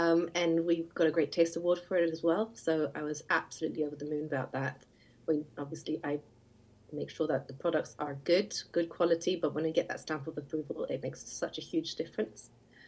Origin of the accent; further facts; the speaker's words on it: Skiathos, Thessaly, Greece; now in United Kingdom; I was born and raised on Skiathos Island, which is a very small and very green island in the north of the Aegean Sea.